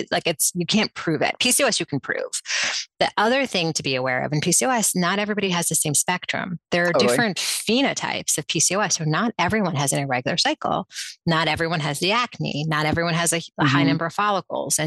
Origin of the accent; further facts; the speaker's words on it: New York City, New York, United States; I was raised in New York City